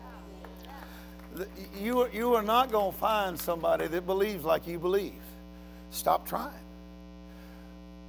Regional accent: United States; I'm American

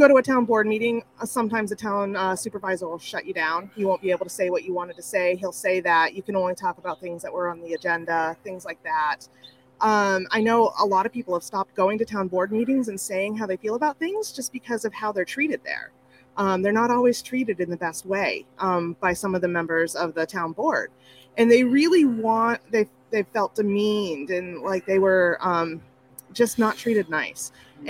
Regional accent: Central New York, United States; also born or lived in North Dakota; I grew up in Central New York, but I lived in North Dakota first, so I do the elementary, complementary, documentary.

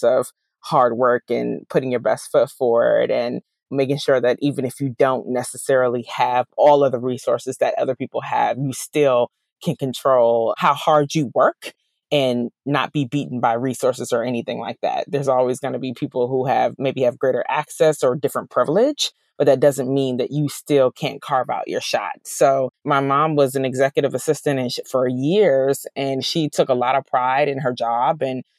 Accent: DC, DC, Maryland and Virginia, United States; also born or lived in England; I grew up in the DMV area, which is what I like to say, DC, Maryland, and Virginia. So I spent my formative years there.

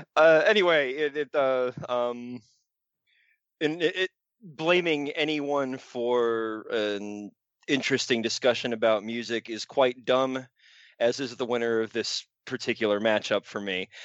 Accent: Raleigh, North Carolina, United States; born or raised there

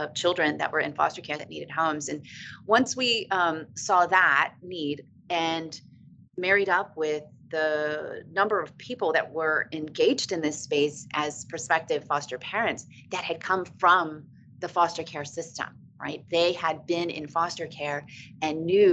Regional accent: Virginia Beach, Virginia, United States; also born or lived in Hawaii / Norfolk, Virginia; I grew up in Virginia Beach and was living back at Norfolk after I returned from Hawaii.

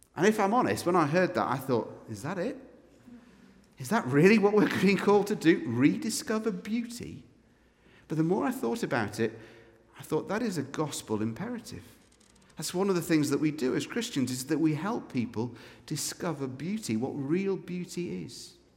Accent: Scotland, United Kingdom; We are officially, as Scots, an unreached peoples group

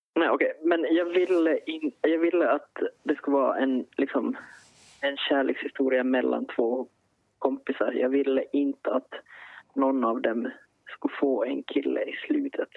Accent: Finland; som finlandssvensk författare

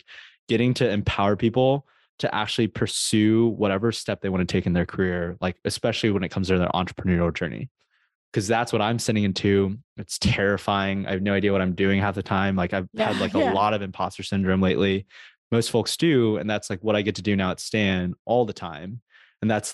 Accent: United States; there's a lot of cultural expectations on being Asian American

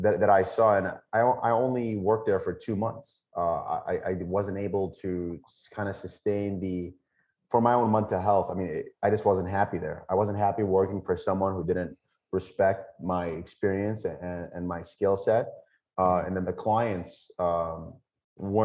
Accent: United States; also born or lived in Lebanon; as an American, someone who has access to healthcare, basic paying jobs

